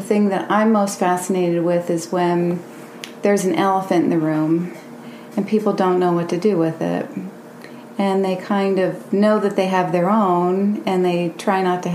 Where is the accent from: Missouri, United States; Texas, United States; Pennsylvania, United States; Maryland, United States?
Pennsylvania, United States; Williamsport; I'm from Williamsport, was born and raised in Williamsport, and went away to different places